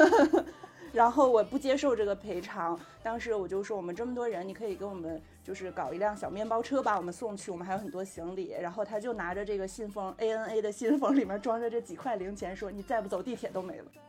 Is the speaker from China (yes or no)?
yes; China; 我们中国人